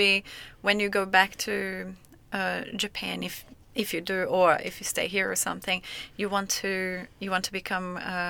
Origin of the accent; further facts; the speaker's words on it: Brazil; English is a second language; I'm from Brazil, and there I find that English is a must, even when you don't really use it.